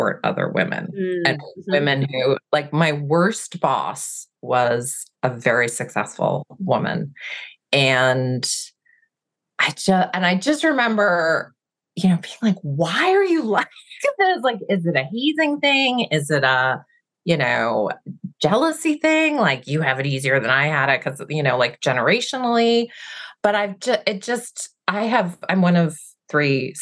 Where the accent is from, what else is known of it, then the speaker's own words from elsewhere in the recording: Massachusetts, United States; now in Seattle, United States; I'm originally from Massachusetts